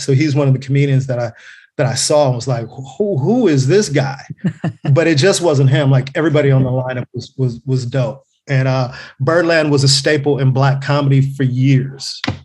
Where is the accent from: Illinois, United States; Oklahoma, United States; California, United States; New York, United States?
California, United States; Carson; I'm born and raised in, in Los Angeles. Um, uh, Carson, California specifically. I grew up in Delamo.